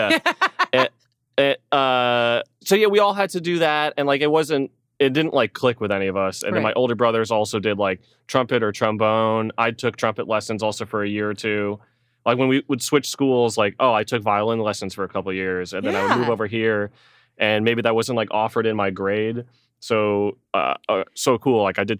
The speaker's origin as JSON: {"language": "English", "town": "Melville", "region": "New York", "country": "United States", "tie": "born there", "lives_now": "Arizona, United States", "said": "I was born in Long Island. Melville is the town that, like, my house was in."}